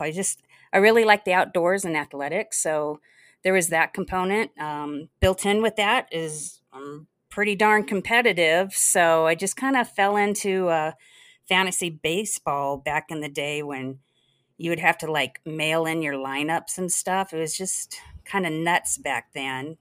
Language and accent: English; Los Angeles, California, United States; also born or lived in Salt Lake City; was pretty much born and raised in Los Angeles, a brief stint in Salt Lake City